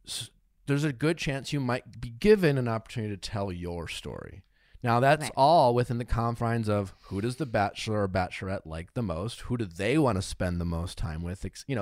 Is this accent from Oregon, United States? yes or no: no; Wisconsin, United States; I'm from Wisconsin.